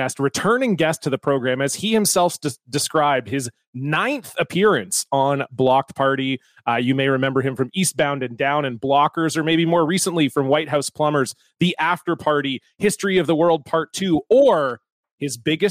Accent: Canada; We don't have Canadian celebrities.

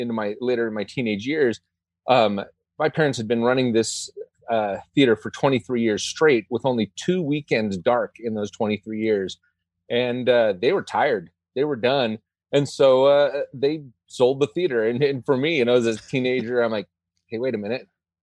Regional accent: Southern California, United States; growing up in Southern California and Disneyland is my playground.

